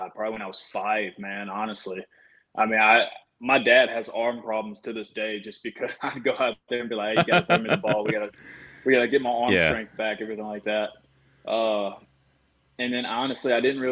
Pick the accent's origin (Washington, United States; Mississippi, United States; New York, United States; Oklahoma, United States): Mississippi, United States; growing up in Mississippi, I was always a Mississippi State fan